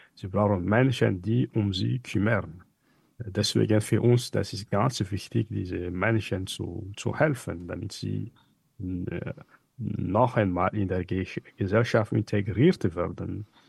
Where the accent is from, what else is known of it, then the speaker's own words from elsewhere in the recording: Hell-Ville, Diana, Madagascar; German is a second language; also born or lived in Mahajanga, Madagascar; Ich bin im Nordwesten von Madagaskar geboren und zwar in Mazanga wie es gesagt. Aufgewachsen bin ich im Norden der Insel, nämlich auf Nosibe, bei meiner Großmutter mütterlicher Seite